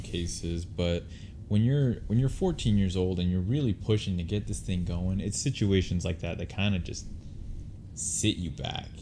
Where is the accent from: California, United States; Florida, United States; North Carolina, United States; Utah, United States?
Utah, United States; We're from Utah.